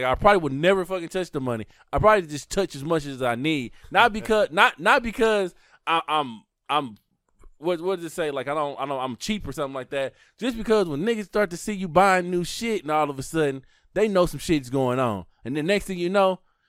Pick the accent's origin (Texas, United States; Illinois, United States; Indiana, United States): Illinois, United States; Chicago; I'm from Chicago.